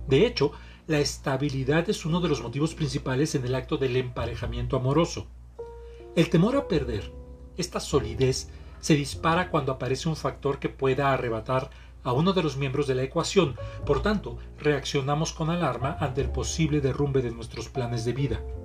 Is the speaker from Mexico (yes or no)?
yes; Mexico; Soy terapeuta mexicano